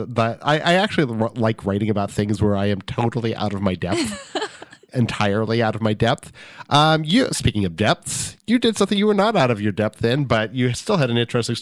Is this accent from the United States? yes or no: yes; California, United States; I'm from Southern California and I went to high school there.